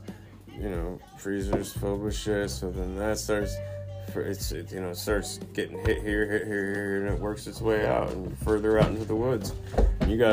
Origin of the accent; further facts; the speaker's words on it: United States; our land, like my land, America